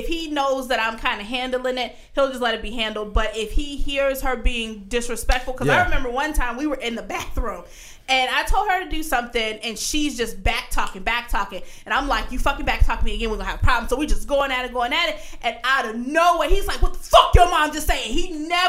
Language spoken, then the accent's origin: English; Virginia, United States; moved away; we come from Virginia